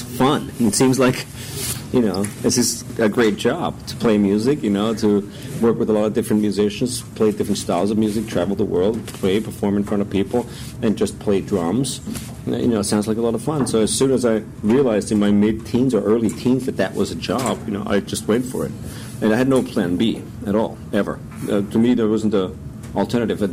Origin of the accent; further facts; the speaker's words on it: Stockerau, Lower Austria, Austria; I grew up just outside of Vienna in a small town called Stockerau, which was almost like a suburb of Vienna, very close.